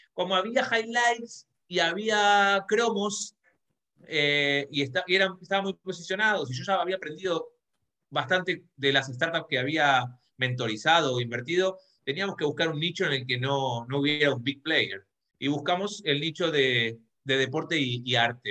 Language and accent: Spanish; Argentina; moved away as an adult; now in Spain; soy argentino, vivo en, en España hace 15 años